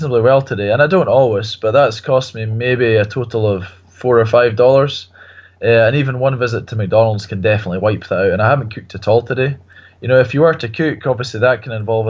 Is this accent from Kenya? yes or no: yes; Kenya; I grew up in Kenya